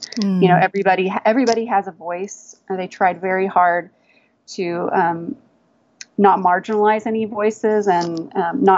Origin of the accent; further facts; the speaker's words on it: Texas, United States; moved away as an adult; also born or lived in Washington, D.C.; growing up in Texas, I thought I wanted to have a horse ranch, but we were big city people